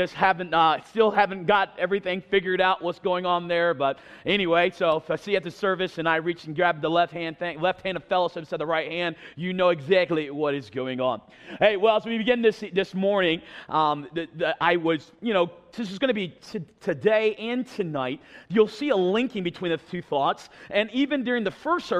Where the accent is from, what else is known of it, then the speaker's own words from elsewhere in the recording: eastern North Carolina, United States; I'm from North Carolina. I sound nothing like it because I grew up on the East Coast by the beach.